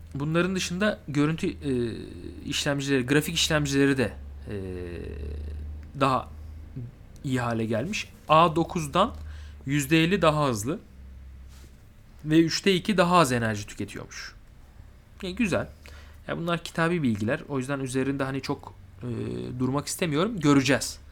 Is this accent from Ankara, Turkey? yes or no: no; Mersin, Turkey; ben Mersinli biri olarak